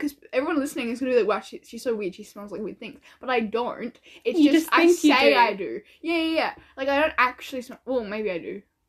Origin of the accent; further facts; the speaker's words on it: Australia; now in New Zealand; we're Australians that live in New Zealand. We're Australian, but we go to...